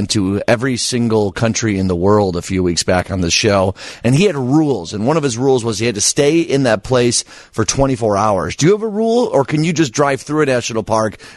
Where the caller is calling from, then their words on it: New York City, New York, United States; I'm calling from Manhattan, New York City.